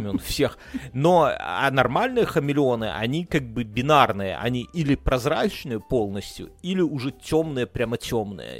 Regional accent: Belarus; Russian is a second language; мы как белорусы

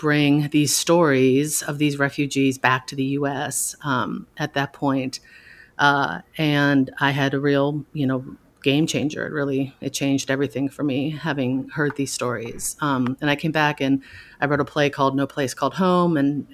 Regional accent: Minnesota, United States; moved away; I was raised Christian and in Minnesota

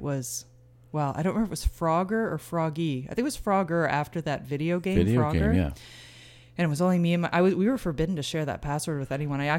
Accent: Hampton, New Brunswick, Canada; now in Saint John, Canada; I'm from Hampton, New Brunswick, originally, and we live in St. John

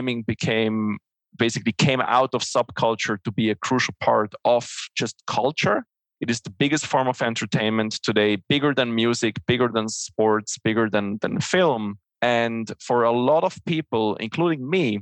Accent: Switzerland; English is a second language; I'm originally from Switzerland, so English is not my native language.

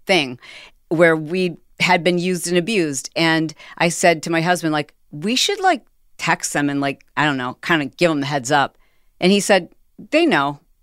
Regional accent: Michigan, United States; We're both from Michigan

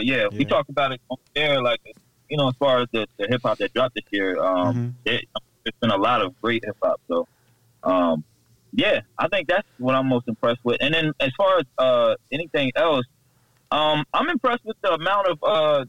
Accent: New Jersey, United States; now in Durham, United States; I'm born and raised in Jersey boy.

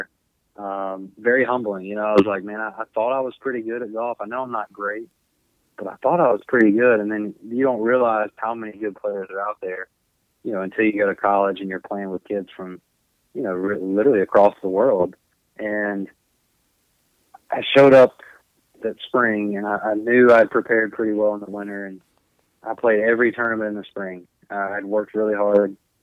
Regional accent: the South, United States; moved away as an adult; also born or lived in Missouri; I'm from the South and I went 8 hours north

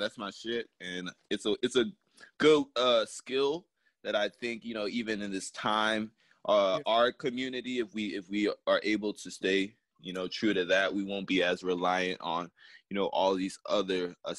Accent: Ghana; You know, I'm Ghanaian. My family's Ghanaian, so you know we our feet are just built for terrain.

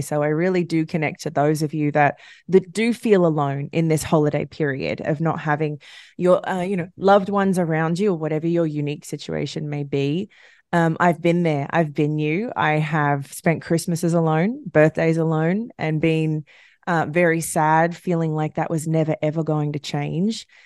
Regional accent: Australia; now in United States; I'm Australian, so I, I never really connected to this holiday

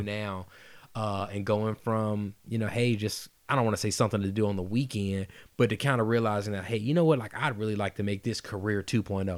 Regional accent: Atlanta, Georgia, United States; also born or lived in Woodstock, Georgia; I'm originally from Atlanta, but again, I, I finished high school out there

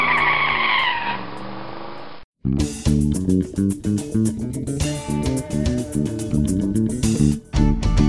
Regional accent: North Brunswick, New Jersey, United States; So I'm from Jersey as well. Central Jersey, North Brunswick.

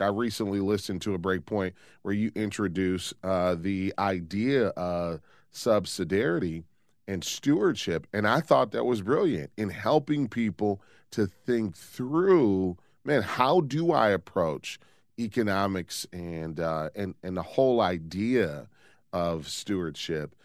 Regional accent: Detroit, Michigan, United States; I grew up in Detroit

